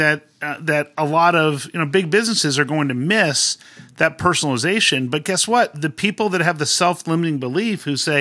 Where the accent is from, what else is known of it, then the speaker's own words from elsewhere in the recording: Southern California, United States; I grew up in Southern California